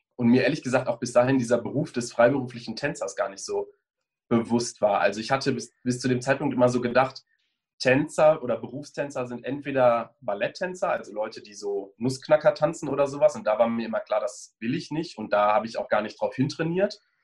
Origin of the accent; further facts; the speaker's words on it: Bonn, North Rhine-Westphalia, Germany; moved away as an adult; also born or lived in Cologne / Munich; now in Berlin, Germany; Ich bin in Bonn geboren und aufgewachsen, habe dann ein paar Jahre in Köln studiert und bin vor drei Jahren ungefähr nach Berlin gezogen